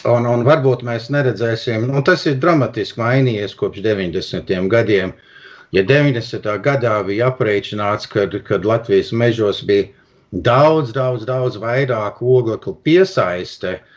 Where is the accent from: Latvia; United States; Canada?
Canada; Toronto, Ontario; es piedzimu Toronto, un, un tajā laikā nu, tēvam nebija pastāvīgi darbs.